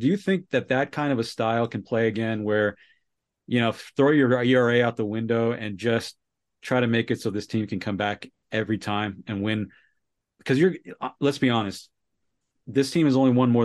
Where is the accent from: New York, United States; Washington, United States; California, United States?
California, United States; Bay Area; moved away as an adult; now in Colorado, United States; I grew up in California, Bay Area